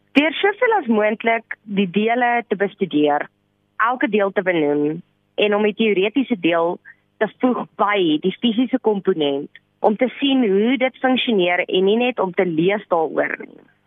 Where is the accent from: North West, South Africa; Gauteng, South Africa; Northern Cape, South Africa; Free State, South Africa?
North West, South Africa; Rustenburg; moved away as an adult; now in Pretoria, South Africa; Ek is oorspronklik van Rustenburg af